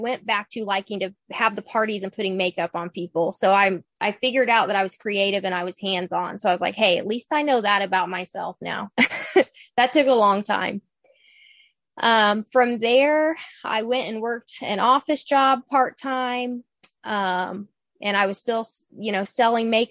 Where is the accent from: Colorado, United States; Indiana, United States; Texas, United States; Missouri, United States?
Indiana, United States; Bloomington; I am from Bloomington. I'm born and raised